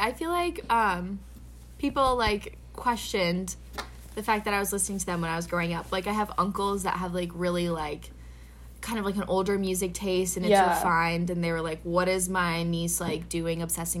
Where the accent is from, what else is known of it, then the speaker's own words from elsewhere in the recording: Minnesota, United States; and I'm from Minnesota